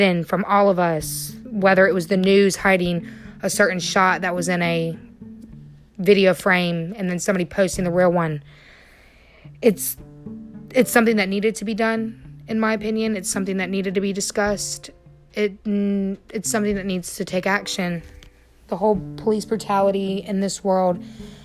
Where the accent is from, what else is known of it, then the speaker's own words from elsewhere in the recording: North Carolina, United States; here in my home state, which is North Carolina